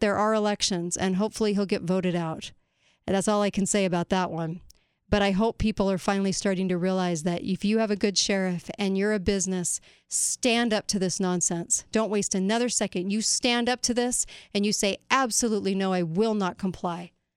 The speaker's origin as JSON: {"language": "English", "country": "United States", "said": "as an American"}